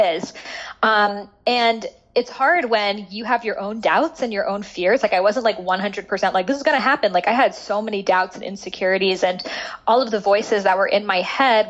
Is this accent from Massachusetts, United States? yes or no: yes; Boston, Massachusetts, United States; I grew up in Boston